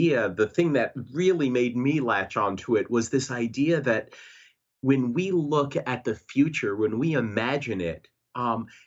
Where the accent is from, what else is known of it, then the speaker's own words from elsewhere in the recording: New York City, New York, United States; I grew up in New York City